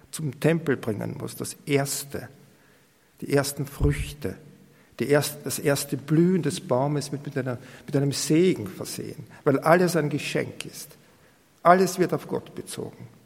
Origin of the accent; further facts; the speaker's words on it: Austria; wenn ich da zum Beispiel über die Felder gehe und bei uns in Österreich noch die Martaln sehe